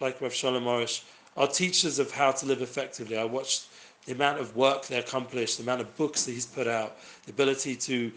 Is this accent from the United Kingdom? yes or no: yes; London, United Kingdom; I myself grew up in London